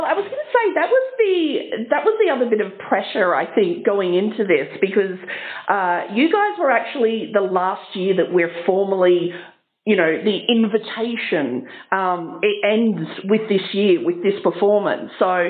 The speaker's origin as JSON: {"language": "English", "country": "Australia", "said": "yes, I'm Australian"}